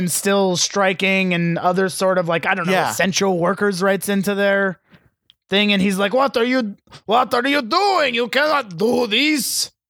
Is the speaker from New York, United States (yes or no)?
yes; Long Island, New York, United States; I'm from Long Island.